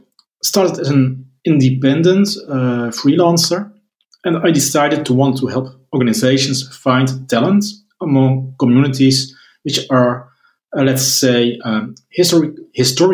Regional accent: Netherlands; I'm from the Netherlands

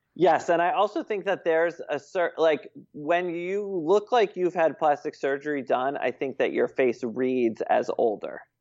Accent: Connecticut, United States; moved away as an adult; now in United Kingdom; I am from the great state of Connecticut

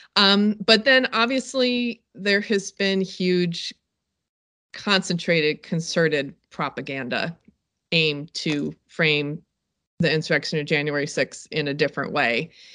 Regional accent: North Carolina, United States; another shameful North Carolinian

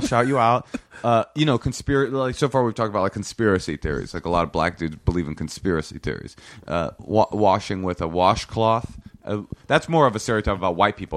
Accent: Oakland, California, United States; I grew up in Oakland in a public school system

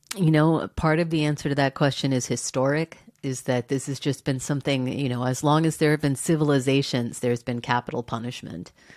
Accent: Texas, United States; I grew up in Texas.

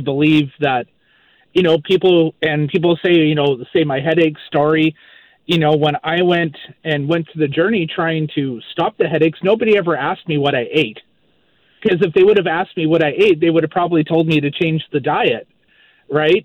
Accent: Maple Ridge, British Columbia, Canada; moved away as an adult; also born or lived in Vancouver Island; now in Moncton, Canada; I'm originally from Maple Ridge, BC, grew up in Maple Ridge, and um, I now live in Moncton, New Brunswick

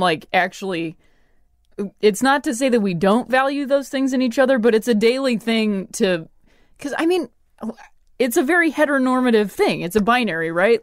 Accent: Midwest, United States; moved away as an adult; also born or lived in Ohio / Indiana / Chicago; I'm from the Midwest

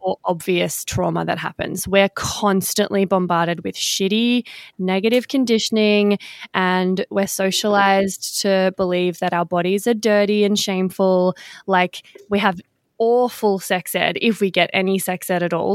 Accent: Victoria, Australia; now in Western Australia, Australia; I'm in Western Australia at the moment, but I am from Victoria

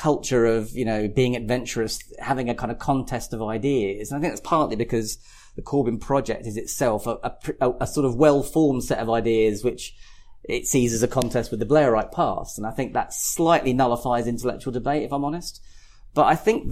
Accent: West Kent, South East England, United Kingdom; I come from West Kent, you know, conservative West Kent is my traditional background

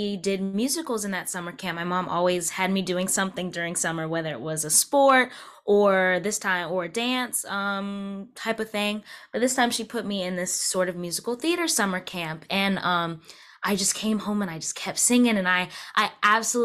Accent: Wake Forest, North Carolina, United States; I'm from Wake Forest

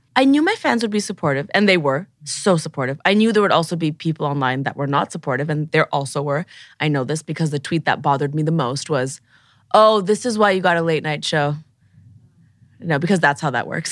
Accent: Toronto, Ontario, Canada; moved away as an adult; now in Los Angeles, United States; Growing up in Toronto, in university, I knew exactly one queer person

